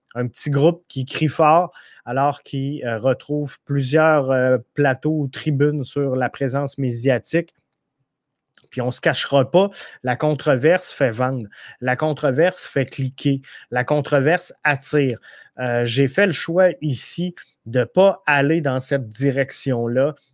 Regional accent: Rivière-du-Loup, Quebec, Canada; Moi, je viens de Rivière-du-Loup

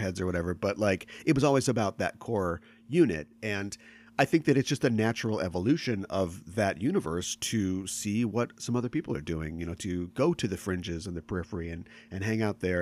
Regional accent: Minneapolis, Minnesota, United States; I'm from the Twin Cities

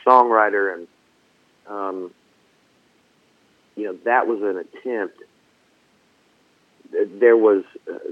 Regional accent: Franklin, Tennessee, United States; also born or lived in Nashville, Tennessee; growing up in Franklin... and moving out there, you know, when I was a kid

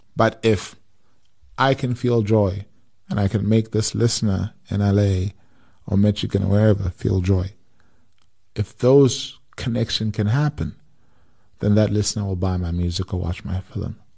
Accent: South Africa; as South African musicians

